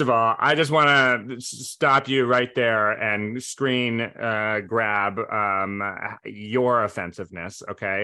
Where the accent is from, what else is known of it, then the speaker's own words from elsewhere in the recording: Providence, Rhode Island, United States; I was raised in Providence, where we had the pro-Joe, the Providence Journal